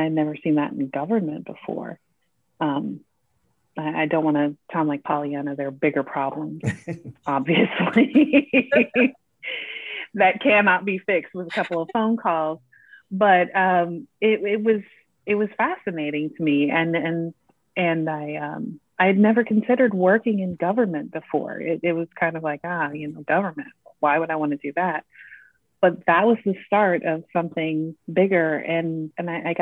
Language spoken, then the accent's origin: English; Iowa City, Iowa, United States; also born or lived in Georgia / Texas; now in Bloomington, United States; I was born and raised in Iowa City, Iowa